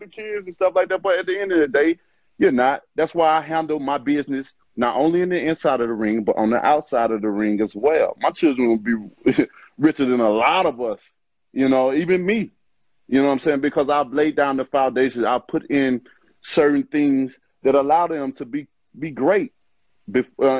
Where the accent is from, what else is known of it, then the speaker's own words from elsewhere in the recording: Alabama, United States; I'm from Alabama